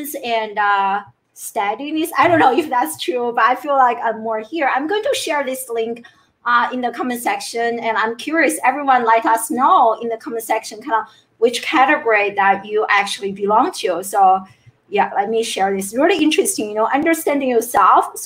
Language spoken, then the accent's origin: English; China; growing up in China